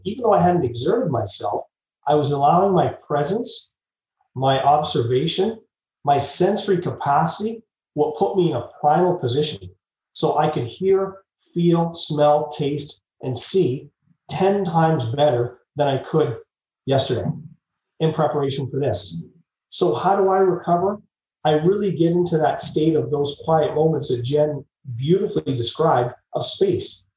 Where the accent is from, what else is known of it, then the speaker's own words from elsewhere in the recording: Vancouver, British Columbia, Canada; moved away; also born or lived in Calgary, Alberta; I grew up in Vancouver and then moved to Calgary by the Rocky Mountains